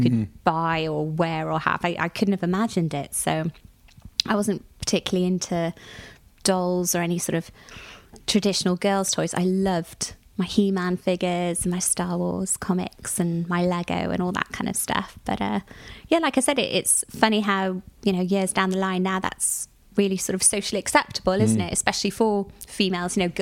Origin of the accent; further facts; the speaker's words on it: Cardiff, Wales, United Kingdom; growing up in Cardiff.